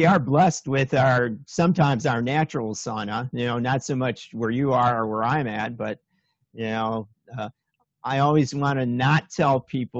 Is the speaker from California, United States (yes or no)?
no; Chicago, Illinois, United States; moved away; also born or lived in Minnesota / Aspen, Colorado; Oh, I grew up in Chicago, got out of there as soon as I saw anything else, moved to Minnesota, went to school in Minnesota.